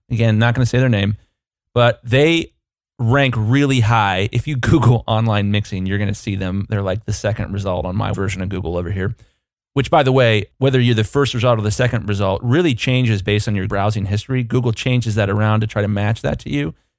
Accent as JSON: {"language": "English", "country": "United States", "said": "as an American consumer"}